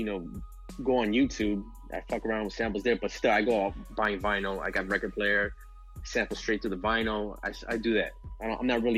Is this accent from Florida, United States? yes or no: yes; Miami, Florida, United States; I'm a producer from Miami, Florida